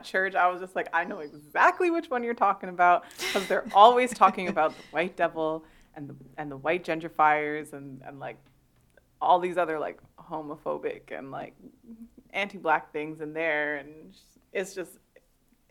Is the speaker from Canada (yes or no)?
yes; Toronto, Ontario, Canada; also born or lived in Scarborough; I was born in Toronto. I lived in Scarborough for a little bit, and then I moved out to the burbs.